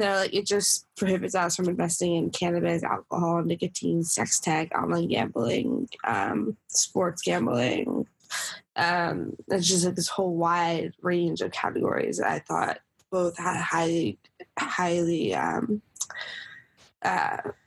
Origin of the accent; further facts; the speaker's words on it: New York City, New York, United States; I grew up in New York City with my dad